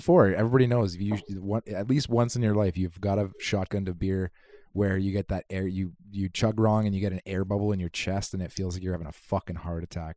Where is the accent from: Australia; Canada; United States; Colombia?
Canada; Kitimat, British Columbia; I hail from Kitimat, B C